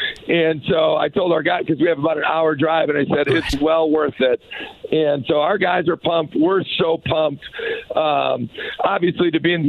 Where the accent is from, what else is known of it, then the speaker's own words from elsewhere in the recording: Minnesota, United States; moved away; I'm a Vikings fan, first and foremost. I got to admit, cause I'm from Minnesota.